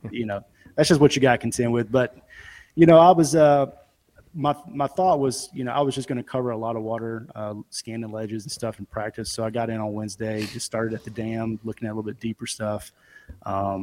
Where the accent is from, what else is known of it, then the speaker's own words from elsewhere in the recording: Memphis, Tennessee, United States; also born or lived in Bartlett, Tennessee; I'm from the Memphis area, kind of outskirts. You got some little smaller communities. I'm in Bartlett